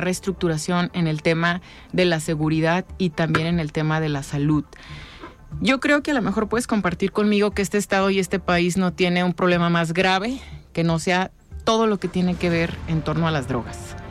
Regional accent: Ciudad Guzmán, Jalisco, Mexico; Yo soy del sur, soy de Ciudad Guzmán

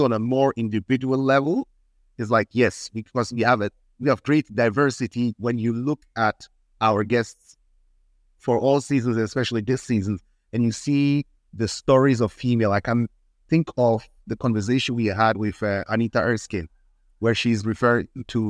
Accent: Ghana; also born or lived in Switzerland; I introduce myself as Ghanaian Swiss. I grew up as

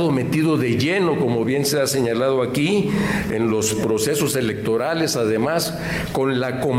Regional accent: Mexico; nos llena de vergüenza como mexicanos

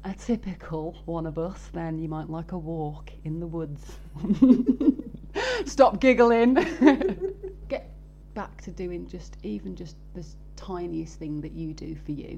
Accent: Birmingham, West Midlands, United Kingdom; I'm from Birmingham

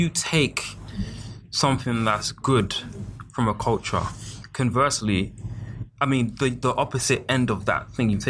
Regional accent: United Kingdom; us being like Black British

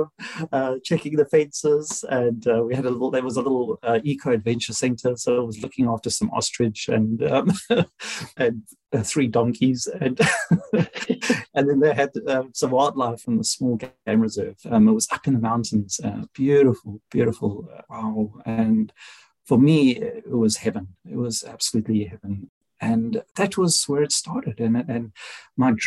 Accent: South Africa; moved away as an adult; now in United Kingdom; I'm South African

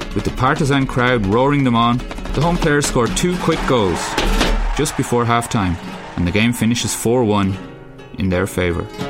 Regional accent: Ireland; moved away as an adult; now in Madrid, Spain; I'm Irish

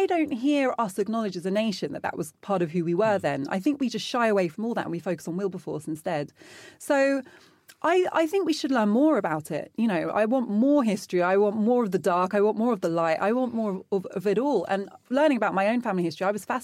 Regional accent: London, United Kingdom

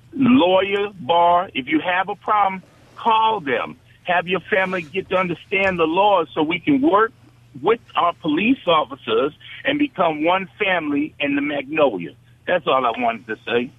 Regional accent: New York, United States; now in Mississippi, United States; I grew up in New York. We had P A L.

